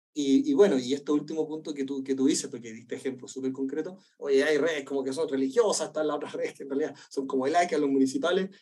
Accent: Chile; moved away; yo soy del desierto, yo soy del desierto de Atacama. a mí la lluvia era una cuestión rara, entonces decía, no llovía nunca

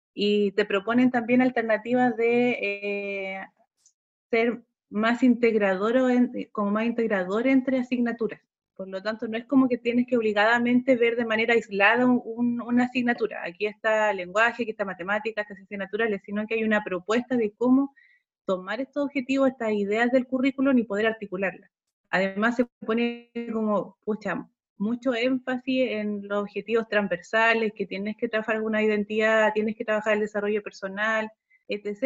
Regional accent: Pelluhue, Maule, Chile; also born or lived in Cauquenes / Temuco; soy oriunda de Peyúgue, de la localidad de Peyúgue. Eh, estudié en, el, en la escuela de 638 Peyúgue

